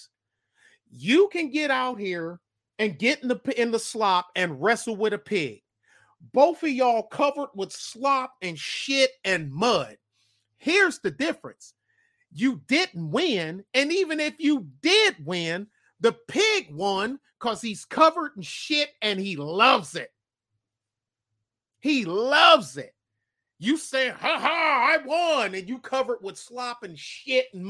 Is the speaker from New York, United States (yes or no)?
no; Detroit, Michigan, United States; my hometown of Detroit